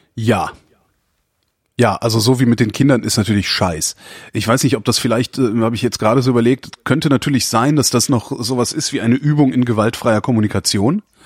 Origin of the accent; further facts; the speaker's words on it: near Brühl, North Rhine-Westphalia, Germany; wir sind in der Nähe aufgewachsen